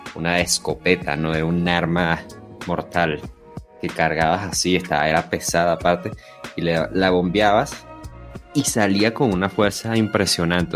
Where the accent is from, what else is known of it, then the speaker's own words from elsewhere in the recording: Venezuela; de niños lo que hacíamos era hacer guerras de bombas de agua